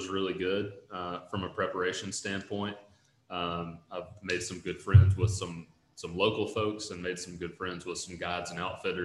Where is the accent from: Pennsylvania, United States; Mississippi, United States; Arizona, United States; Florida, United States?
Mississippi, United States; Northeast; I grew up in Northeast Mississippi